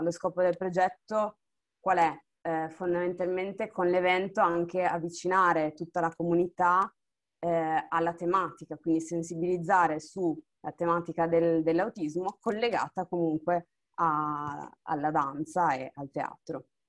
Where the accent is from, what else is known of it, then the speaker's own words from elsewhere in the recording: Monfalcone, Friuli-Venezia Giulia, Italy; moved away as an adult; now in Bologna, Italy; sono nata a Monfalcone, vivo attualmente a Bologna